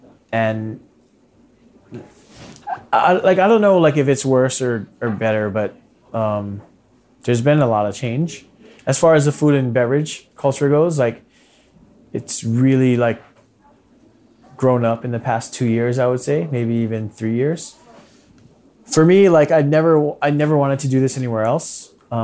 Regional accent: Hawaii, United States; Growing up in Hawaii is like the best place to grow up in the whole world, as far as I'm concerned.

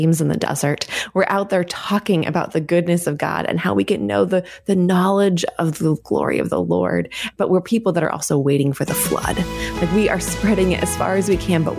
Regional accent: Oregon, United States; I grew up here in Oregon

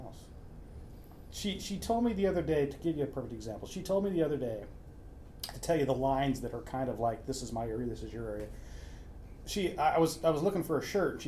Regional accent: Lakeview, Oregon, United States; I was born in Oregon

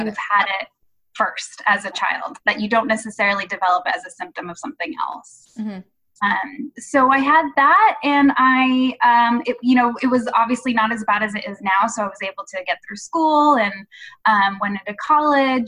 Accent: Santa Barbara, California, United States; I grew up in Southern California, in Santa Barbara, so at the beach all the time

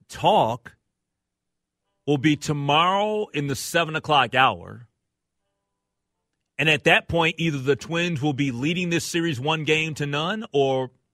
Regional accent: Minnesota, United States; I'm a Minnesotan. I love all Minnesota teams.

